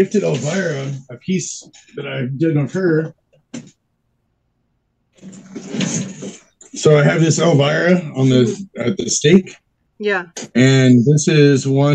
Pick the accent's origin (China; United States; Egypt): United States; Texas; now in San Diego, United States; I grew up in Texas. So I've only been out here for, I want to say like maybe 20 years now